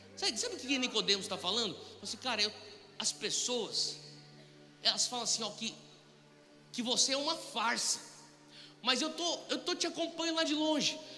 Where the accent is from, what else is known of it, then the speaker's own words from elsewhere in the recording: São Paulo, Brazil; moved away as an adult; also born or lived in United States; nascido e criado em São Paulo